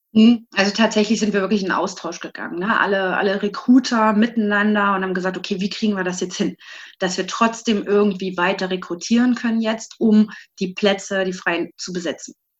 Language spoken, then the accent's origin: German; Leipzig, Saxony, Germany; bin aus Leipzig